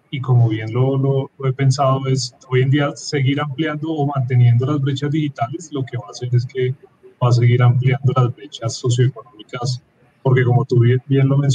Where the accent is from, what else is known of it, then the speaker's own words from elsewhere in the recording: Bogotá, Colombia; soy de Bogotá, pero soy hincha del Nacional.